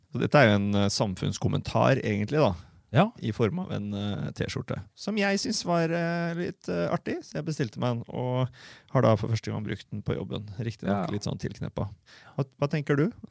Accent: Fredrikstad, Østfold, Norway; jeg er øh, født og oppvokst på Selbakk

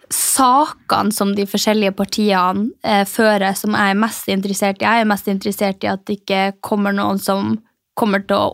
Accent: Mehamn, Finnmark, Norway; born or raised there; now in Oslo, Norway

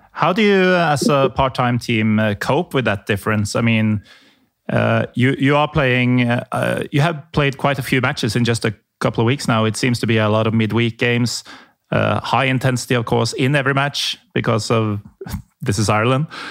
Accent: Norway; I'm from Norway.

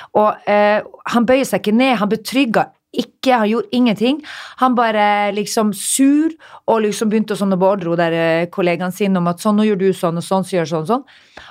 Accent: Narvik, Nordland, Norway; moved away; also born or lived in Stockholm, Sweden / Oslo, Norway

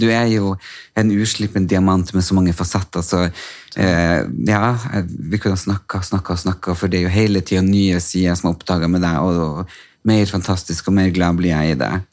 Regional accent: Storjord, Norway; Storjord, der jeg er fra.

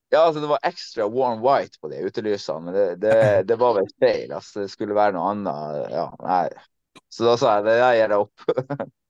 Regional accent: Tromsø, Troms, Norway; moved away as an adult; also born or lived in Netherlands / Germany; Jeg kom hjem, jeg kom hjem til Tromsø 27.

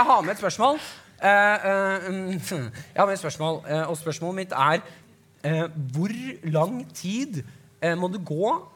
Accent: Nesodden, Akershus, Norway; jeg er fra Nesodden

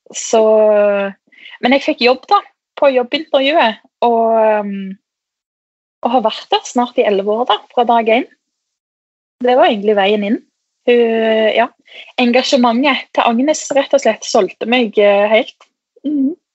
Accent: Stavanger area, Rogaland, Norway; moved away; Jeg er jo fra Stavanger, eller en liten by utenfor

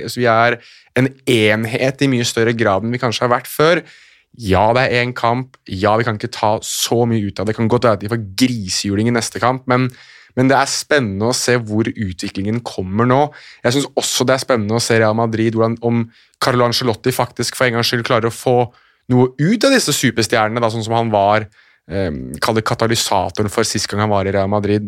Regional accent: Oslo, Norway; jeg er født og oppvokst i Oslo sentrum

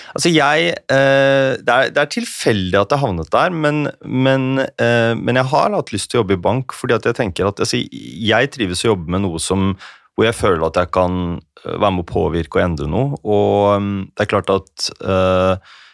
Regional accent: Telemark, Norway; hadde jo vært en del i lokalavisene hjemme i Telemark

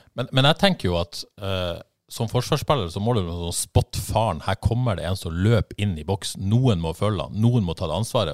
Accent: Bodø, Nordland, Norway; jeg er fra Bodø

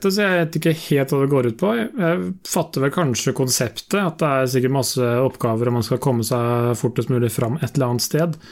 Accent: Sarpsborg, Østfold, Norway; jeg er fra Sarpsborg. Nå er jeg dog fra landsbygda i eh, Eller fra bygda i, i Sarpsborg. Født og oppvokst på et uh, småbruk.

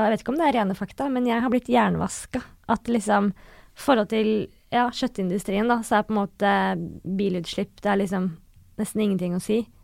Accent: Northern Norway, Norway; accent: Northern Norwegian; jeg snakker veldig mye nordnorsk dialekt

